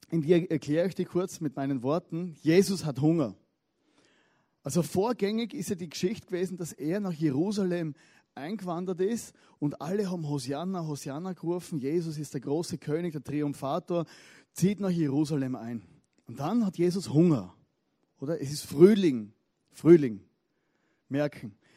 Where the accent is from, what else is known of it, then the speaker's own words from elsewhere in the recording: Styria, Austria; Ich komme aus der Steiermark, das wisst ihr ja.